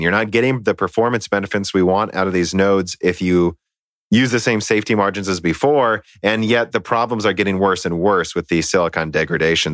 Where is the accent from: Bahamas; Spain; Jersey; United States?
United States; I'm an American